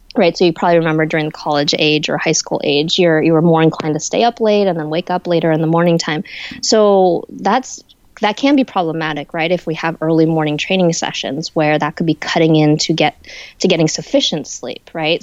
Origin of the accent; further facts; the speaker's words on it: San Francisco Bay Area, California, United States; I'm originally from the San Francisco Bay Area